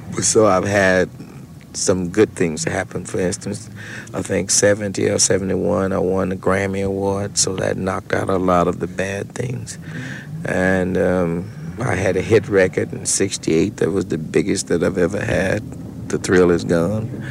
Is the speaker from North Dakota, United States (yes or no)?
no; Mississippi, United States; my home state of Mississippi